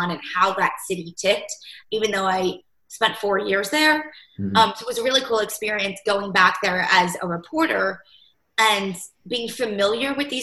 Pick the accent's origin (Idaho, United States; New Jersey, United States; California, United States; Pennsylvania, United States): New Jersey, United States; moved away as an adult; also born or lived in Syracuse, New York; now in Indiana, United States; I'm originally from New Jersey, if you can't tell my accent. born and raised there